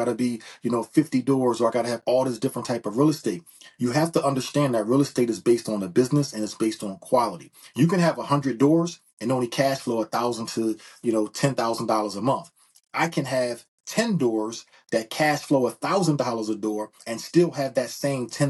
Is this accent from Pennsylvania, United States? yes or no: yes; Philadelphia, Pennsylvania, United States; I'm from Philadelphia, PA. Been born and raised in Philadelphia